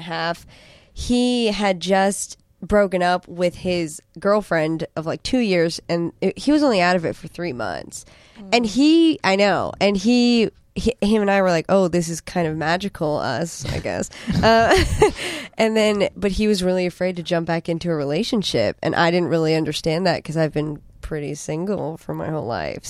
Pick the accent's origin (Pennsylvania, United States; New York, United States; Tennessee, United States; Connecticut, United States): Connecticut, United States; I'm from Connecticut. I'm a witty kind of East Coast gal.